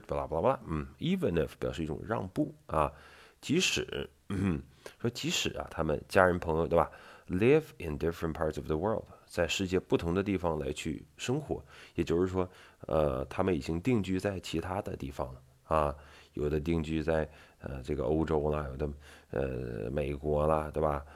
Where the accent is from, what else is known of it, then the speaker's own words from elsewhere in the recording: Northeast China, China; 我们东北人他就是有同样的一些特色在里面